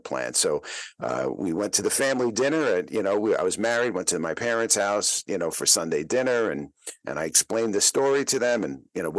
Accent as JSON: {"language": "English", "town": "New York City", "region": "New York", "country": "United States", "tie": "born or raised there", "said": "I grew up in the Bronx in the 1960s and 70s"}